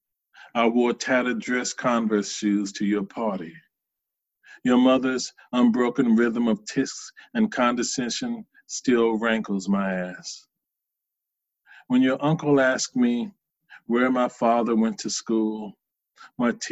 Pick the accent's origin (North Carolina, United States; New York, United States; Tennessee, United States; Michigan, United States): North Carolina, United States; Charlotte; moved away; I grew up in Charlotte, North Carolina, in a somewhat poor section